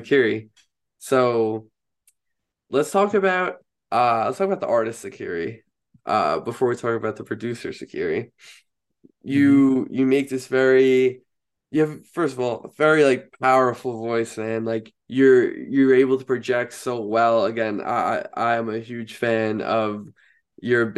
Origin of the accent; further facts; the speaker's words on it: Long Island, New York, United States; I'm also from Long Island